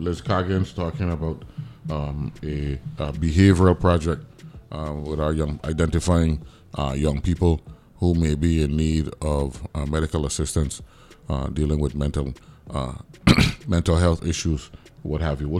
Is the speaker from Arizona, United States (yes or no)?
no; New York, United States; born there; I was born in New York, you know what I'm saying?